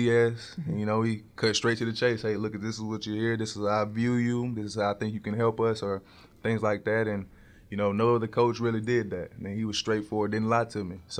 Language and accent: English; Denton, Texas, United States; born or raised there; moved away; also born or lived in Goshen, Mississippi / New Jersey